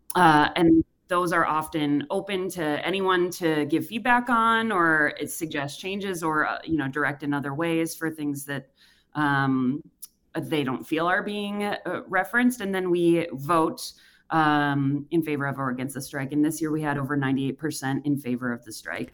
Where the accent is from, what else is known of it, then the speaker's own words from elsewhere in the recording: Racine, Wisconsin, United States; moved away; I'm from Wisconsin as well. I grew up in Racine.